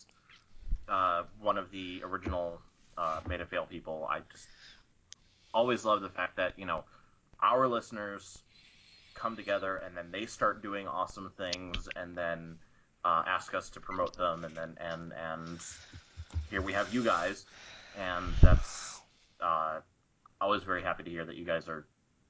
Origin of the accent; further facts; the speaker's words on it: Midwest, United States; accent: flat Midwest; my boring accent, flat Midwest